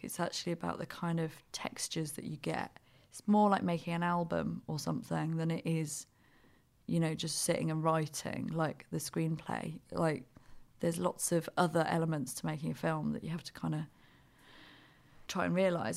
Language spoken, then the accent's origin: English; United Kingdom; we're the same age and we're British